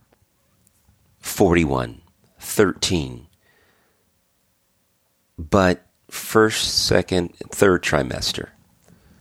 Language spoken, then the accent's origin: English; United States; speak as an American